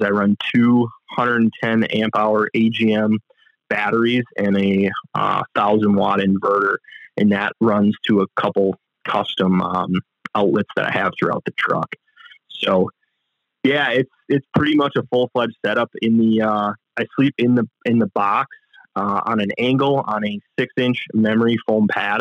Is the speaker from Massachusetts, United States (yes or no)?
no; Manitowoc, Wisconsin, United States; I grew up in Manitowoc, Wisconsin